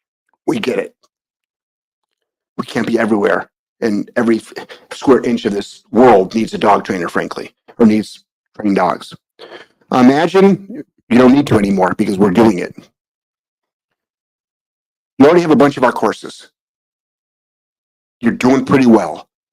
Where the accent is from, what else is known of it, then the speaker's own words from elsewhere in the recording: New England, United States; we grew up in New England, which we were for a long, long time, obviously.